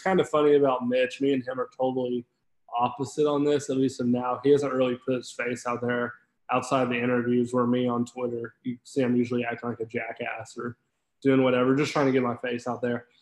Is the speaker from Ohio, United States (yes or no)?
no; Fort Smith, Arkansas, United States; moved away as an adult; now in Fayetteville, United States; I'm from Fort Smith, which is about a 45 minutes hour south of here. Went yeah. to Greenwood High